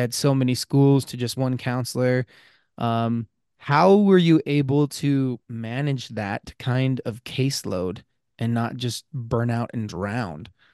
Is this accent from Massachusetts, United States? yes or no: no; Blanding, Utah, United States; I grew up in San Juan County